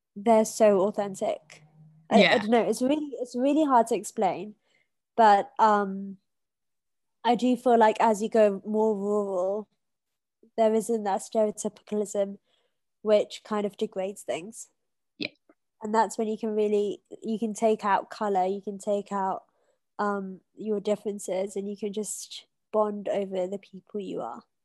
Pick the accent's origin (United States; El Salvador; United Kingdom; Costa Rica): United Kingdom; accent: British; moved away as an adult; now in Mombasa, Kenya; my accent which is a british accent